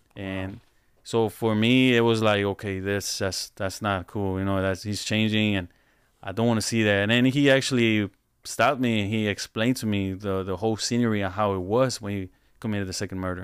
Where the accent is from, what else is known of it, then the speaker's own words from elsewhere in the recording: Houston, Texas, United States; I'm from Houston.